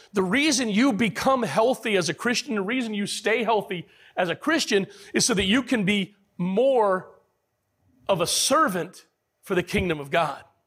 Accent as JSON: {"language": "English", "country": "United States", "said": "as American men"}